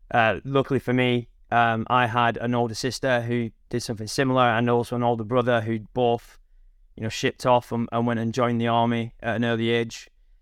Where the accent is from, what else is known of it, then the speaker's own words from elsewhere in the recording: North West England, United Kingdom; now in Hartley Wintney, United Kingdom; So my accent isn't telling. I'm originally from the northwest of England, but I live in a little village in Hampshire called Hartley Whitney.